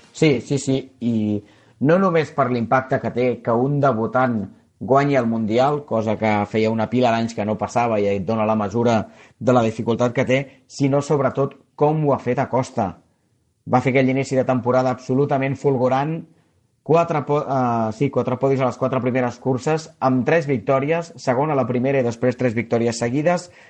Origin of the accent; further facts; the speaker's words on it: Barcelona, Catalonia, Spain; also born or lived in Rubí; jo sóc barceloní